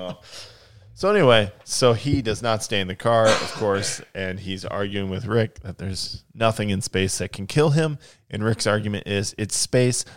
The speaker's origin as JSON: {"language": "English", "country": "United States", "said": "I'm an American"}